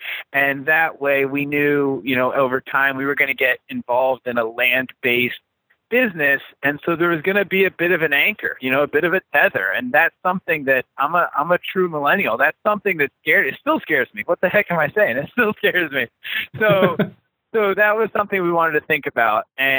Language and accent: English; D.C., Virginia, United States; moved away as an adult; also born or lived in Pennsylvania; now in Petoskey, United States; I grew up in Virginia, right outside of Washington, D.C., in suburbia, classic suburban, you know, childhood, cul-de-sac, the whole bit